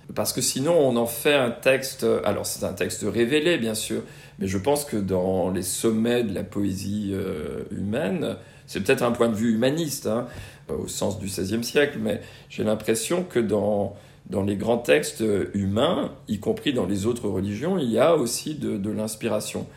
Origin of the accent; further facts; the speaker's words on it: Brittany, France; j'ai grandi en Bretagne